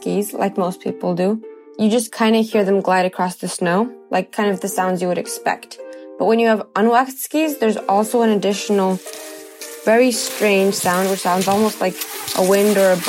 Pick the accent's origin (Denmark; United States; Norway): Norway; My parents both grew up in the Soviet Union, but I was born and raised in Norway.